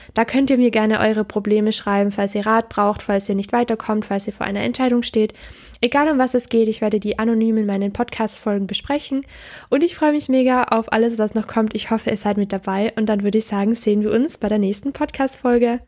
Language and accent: German; Austria; now in Innsbruck, Austria; Ich komme aus Österreich.